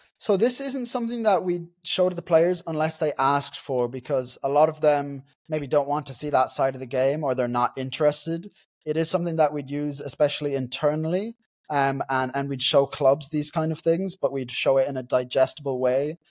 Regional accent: Dundalk, County Louth, Ireland; I'm from Dundalk, so Dundalk FC in Ireland is my local team

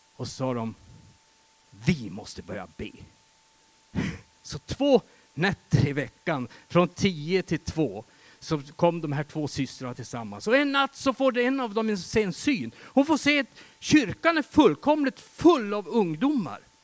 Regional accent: Västerbotten County, Sweden; Jag kommer från Västerbotten och i mina hemtrakter runt omkring där

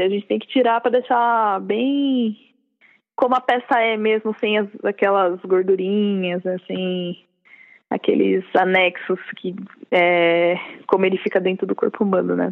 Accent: São Bernardo do Campo, São Paulo, Brazil; moved away as an adult; now in São Paulo, Brazil; eu sou de São Bernardo

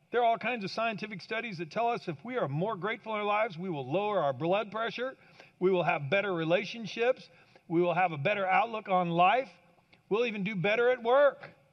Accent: Kansas, United States; I grew up in Kansas

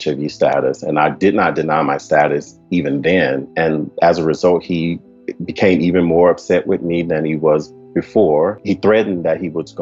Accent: Shreveport, Louisiana, United States; I am originally from Shreveport, Louisiana, which is in the south part of the United States. I was born in a low-income community, pretty much reared by my grandparents

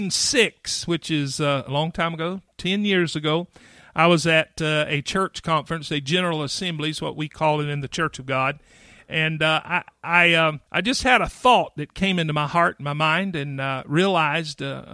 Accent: Clyde, North Carolina, United States; accent: Midwestern; I'm from Clyde, North Carolina, which is near Asheville, North Carolina, because nobody knows where Clyde is.

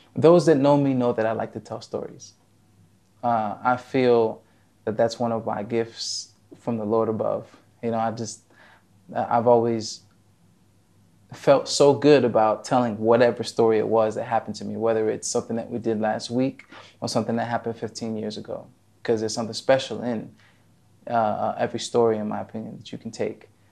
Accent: New Jersey, United States; moved away as an adult; now in Abu Dhabi, United Arab Emirates; originally, I'm from New Jersey

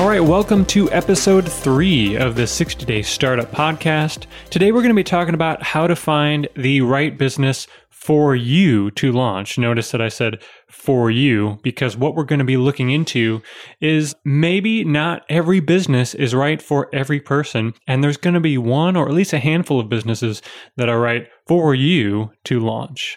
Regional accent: Chicago, Illinois, United States; moved away; also born or lived in Pittsburgh; I was born in Chicago, lived in Pittsburgh for a while, so I'm a city boy.

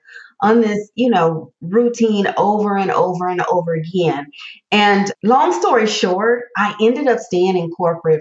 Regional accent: Southern California, United States; I am a native Southern California girl

